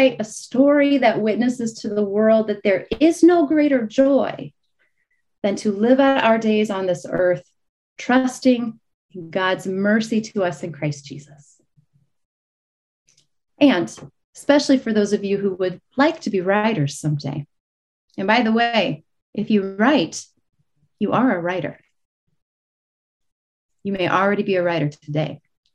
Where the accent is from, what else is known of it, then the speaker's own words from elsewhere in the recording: Illinois, United States; moved away as an adult; also born or lived in Dallas, Texas; I'm born and raised in Illinois.